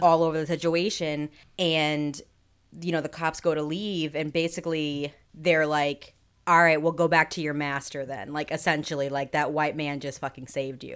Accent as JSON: {"language": "English", "region": "New England", "country": "United States", "said": "We're from New England, so we say Auntie."}